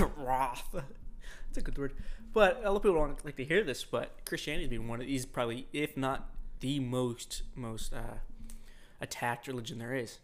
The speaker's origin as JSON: {"language": "English", "country": "United States", "said": "we're fucking American."}